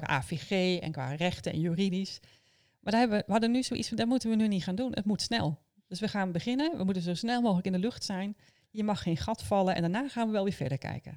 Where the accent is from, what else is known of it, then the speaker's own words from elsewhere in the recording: Almelo, Overijssel, Netherlands; Ik ben opgegroeid in Almelo, helemaal aan de buitenrand